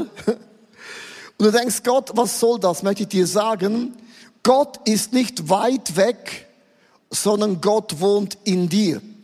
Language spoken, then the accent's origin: German; Switzerland; Ich bin ja als Schweizer zu laut, ich bin als Schweizer zu schön